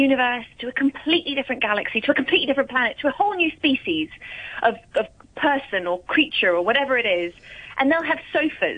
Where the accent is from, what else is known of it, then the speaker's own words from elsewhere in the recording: Hong Kong; we grew up in Hong Kong, in your flat in Hong Kong